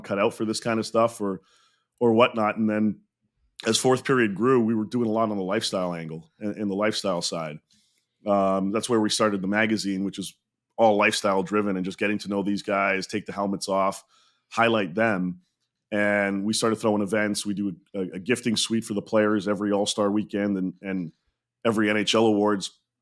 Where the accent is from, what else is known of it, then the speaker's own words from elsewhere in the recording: Montreal, Quebec, Canada; I grew up in Montreal, was born there